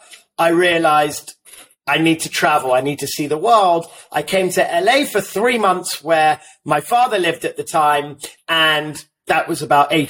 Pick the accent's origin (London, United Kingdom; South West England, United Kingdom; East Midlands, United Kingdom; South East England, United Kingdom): London, United Kingdom; now in Los Angeles, United States; I am born and raised in London.